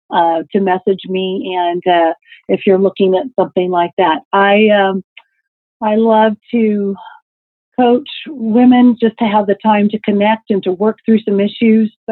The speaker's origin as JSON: {"language": "English", "region": "Texas", "country": "United States", "said": "Yeah, you can sing. I'm you from Texas. Texas."}